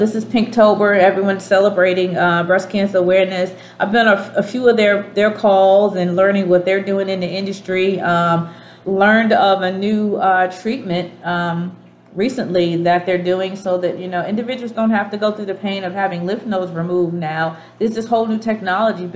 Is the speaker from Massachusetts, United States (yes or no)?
yes; Boston, Massachusetts, United States; accent: Dorchester; moved away; I grew up in Dorchester